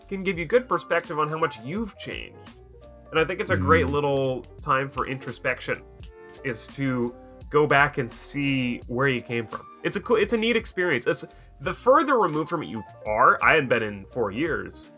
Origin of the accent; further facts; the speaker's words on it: Washington, United States; moved away; I was visiting my home state of Washington State